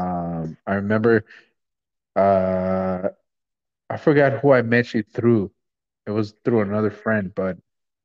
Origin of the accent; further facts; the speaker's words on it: Los Angeles, California, United States; moved away; also born or lived in Guatemala (family); I grew up in LA, I'm from South Central